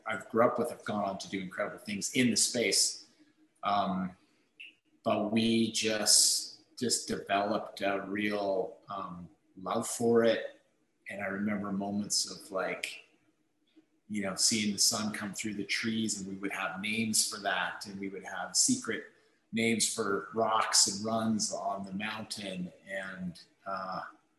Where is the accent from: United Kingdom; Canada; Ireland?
Canada; West Vancouver, British Columbia; I actually grew up in West Vancouver